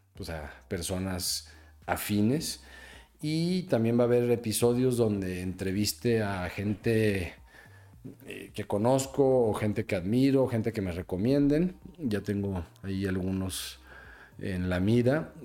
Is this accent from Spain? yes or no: no; Mexico; yo soy un cuate mexicano